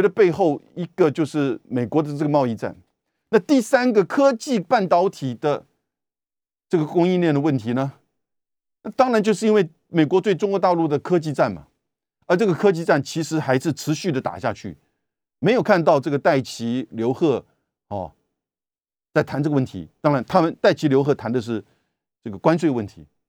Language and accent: Chinese; Taiwan; 我们台湾这边